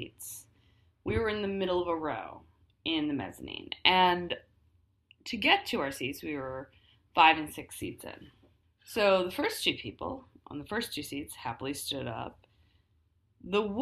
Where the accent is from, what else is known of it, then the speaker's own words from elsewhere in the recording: United States; I was raised female in the United States